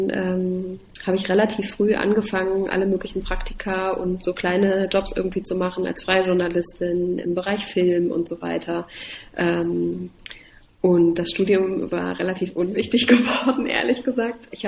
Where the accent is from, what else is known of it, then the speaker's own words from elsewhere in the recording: Halle, Saxony-Anhalt, Germany; also born or lived in Dessau; Also ich bin äh, in Dessau geboren, ich bin in Halle aufgewachsen. Ähm, ich bin also ein Ostkind.